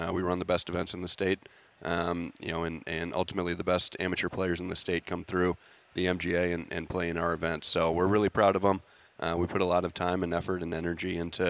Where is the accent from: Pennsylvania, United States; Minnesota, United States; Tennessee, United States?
Minnesota, United States; Bloomington; moved away as an adult; I grew up here in Minnesota, grew up in Bloomington